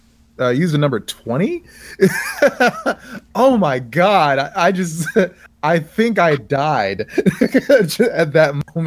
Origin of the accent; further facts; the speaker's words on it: Maryland, United States; I'm from Maryland